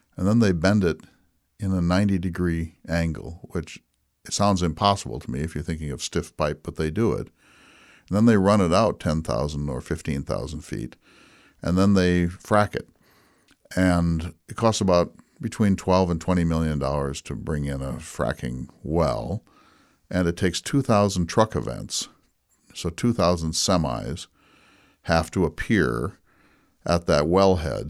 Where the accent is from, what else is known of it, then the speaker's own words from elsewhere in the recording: North Dakota, United States; When I was growing up in North Dakota in the nineteen sixties and seventies